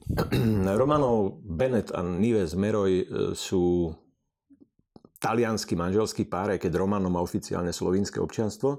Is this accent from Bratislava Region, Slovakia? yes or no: no; Poprad, Prešov Region, Slovakia; ja som z Popradu